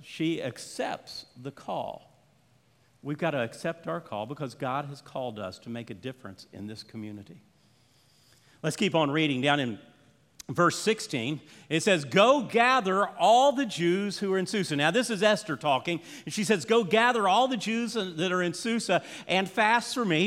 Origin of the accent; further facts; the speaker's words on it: Orlando, Florida, United States; we grew up in Orlando, Florida